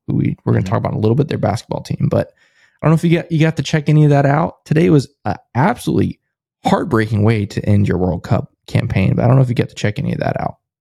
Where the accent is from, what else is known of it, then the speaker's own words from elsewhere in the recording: United States; I'm an American